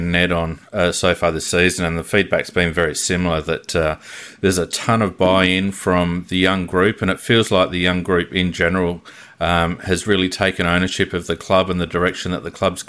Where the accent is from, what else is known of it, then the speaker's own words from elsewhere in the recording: Adelaide, South Australia, Australia; growing up in Adelaide, you'd know how rabid the Adelaide supporter base is